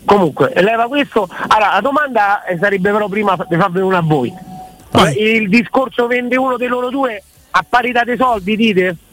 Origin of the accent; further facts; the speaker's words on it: Rome, Lazio, Italy; io sono romano